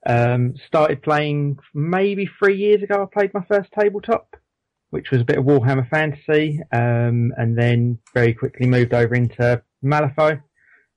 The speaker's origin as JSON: {"language": "English", "area": "Essex", "region": "East of England", "country": "United Kingdom", "said": "I'm from Essex."}